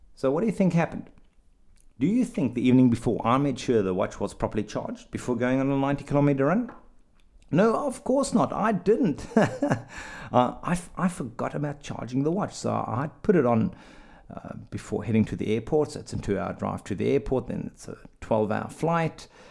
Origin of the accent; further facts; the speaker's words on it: South Africa; moved away; I'm from South Africa